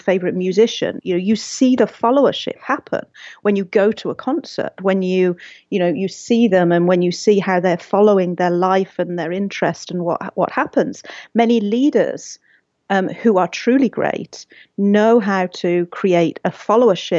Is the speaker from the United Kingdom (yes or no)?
yes; England, United Kingdom; also born or lived in Seattle; now in Pasadena, United States; I'm from England